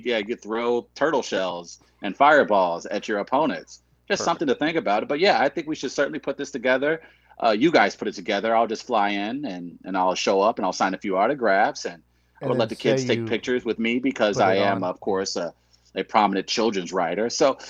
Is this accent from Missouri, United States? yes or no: yes; St. Louis, Missouri, United States; accent: Midwestern; I'm from St. Louis, yeah.